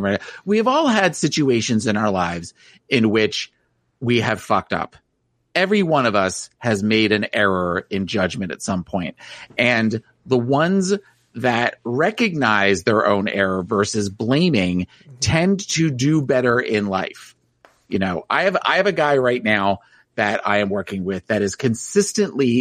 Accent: New Jersey, United States; moved away; I was from New Jersey

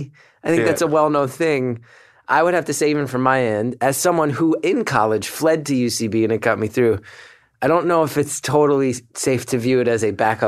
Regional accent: New York City, New York, United States; I'll tell you, being a New Yorker, I remember once going on the subway with one of these umbrellas

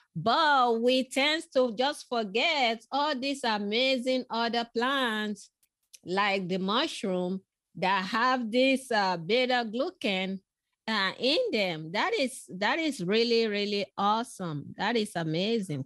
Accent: Nigeria; moved away; I was born in West Africa, in Nigeria

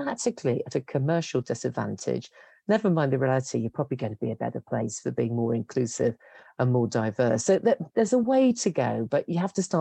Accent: West Midlands, United Kingdom; moved away as an adult; also born or lived in London; And I grew up in the West Midlands, which at that stage was struggling as a place to get work.

